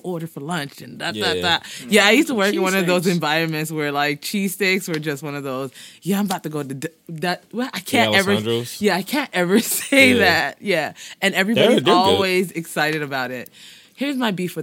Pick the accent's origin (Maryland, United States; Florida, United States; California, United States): Florida, United States; Miami; also born or lived in Haiti; now in Philadelphia, United States; I was born in Haiti, raised in Miami